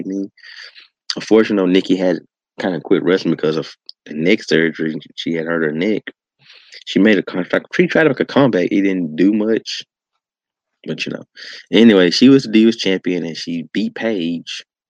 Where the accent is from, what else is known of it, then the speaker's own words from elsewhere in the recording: Memphis, Tennessee, United States; here in my hometown of Memphis, Tennessee.